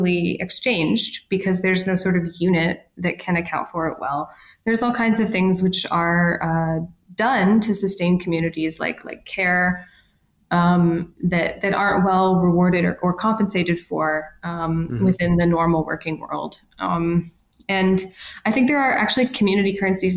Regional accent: Ontario, Canada; moved away; I'm from Ontario originally

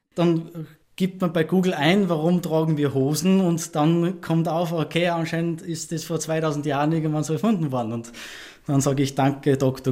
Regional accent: Ebensee, Upper Austria, Austria; now in Vienna, Austria; meiner Heimat in Ebensee

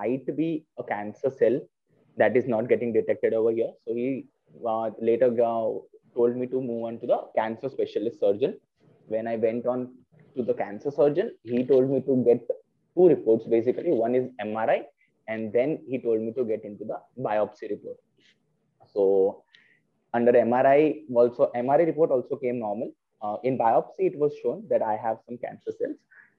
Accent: Vadodara, Gujarat, India; I'm from Vadodara basically.

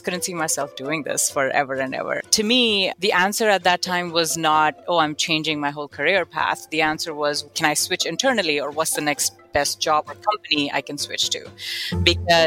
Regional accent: Kuwait; moved away as an adult; also born or lived in Buffalo, United States; now in United States; I am born and raised in Kuwait in the Middle East to an Indian immigrant family.

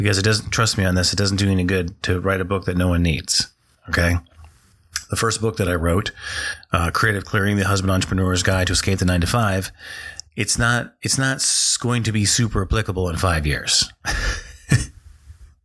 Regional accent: North Dakota, United States; I grew up in North Dakota.

